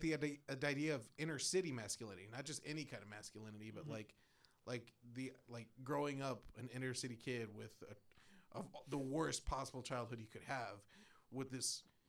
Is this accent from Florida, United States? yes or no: no; Texas, United States; born or raised there